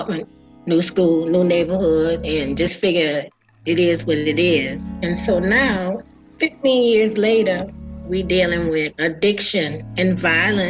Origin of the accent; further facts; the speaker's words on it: New Orleans, Louisiana, United States; I'm a girl from Seventh Ward, New Orleans.